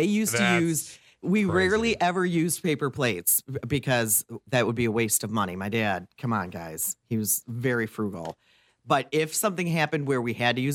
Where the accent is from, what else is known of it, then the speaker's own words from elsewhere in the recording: Detroit, Michigan, United States; I was born and raised in the Detroit area